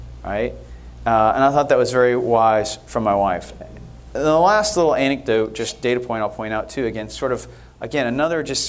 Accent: Northern California, United States; moved away; also born or lived in United Kingdom / Texas; as a kid, I grew up in Northern California, and I used to go to San Francisco every weekend

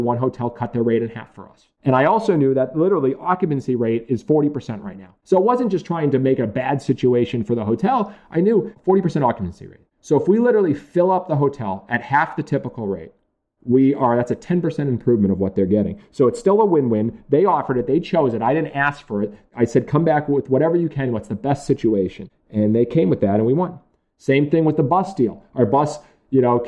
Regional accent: Massachusetts, United States

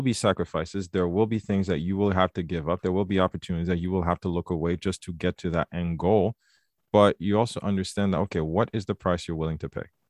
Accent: Quebec, Canada; also born or lived in Haiti; growing up in Quebec

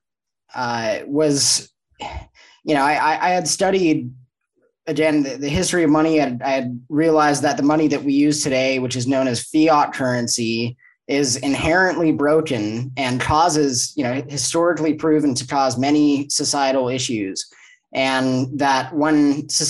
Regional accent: Los Angeles, California, United States; moved away as an adult; now in Mexico; I'm from Los Angeles, born and raised, grew up there, and joined the Marine Corps at 17 years old

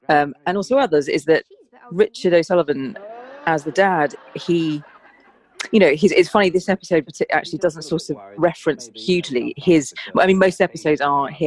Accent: South East England, United Kingdom; And I grew up in Surrey, um, in the suburbs, and my family setup wasn't a sort of it was quite fractured. So I moved around a lot as a child.

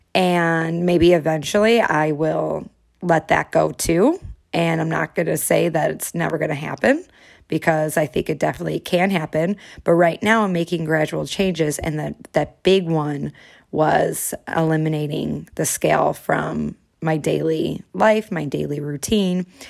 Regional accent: Chicago, Illinois, United States; moved away; all my favorites from my hometown

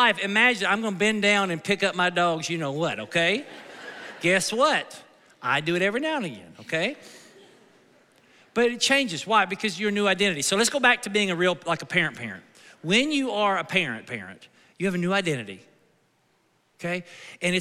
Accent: United States; My citizenship is where? It's in America. I'm an American citizen

